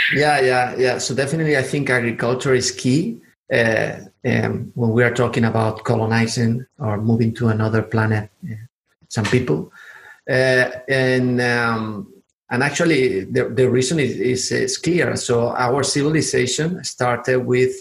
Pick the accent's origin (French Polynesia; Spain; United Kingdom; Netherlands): Spain; southern Spain; accent: southern; English is a second language; also born or lived in Atlanta, United States; I'm from the south of Spain, so actually, I always say that I have a southern accent in Spanish and also in English because uh, I was living in Atlanta